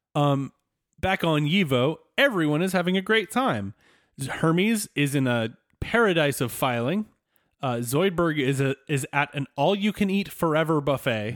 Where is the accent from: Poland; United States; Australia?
United States; Southwest Virginia; moved away; I grew up in Southwest Virginia